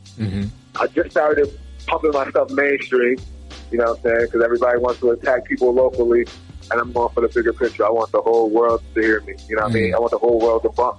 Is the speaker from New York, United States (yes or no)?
yes; Buffalo, New York, United States; I grew up in Buffalo, you know what I mean? Buffalo, New York. I went to school out there.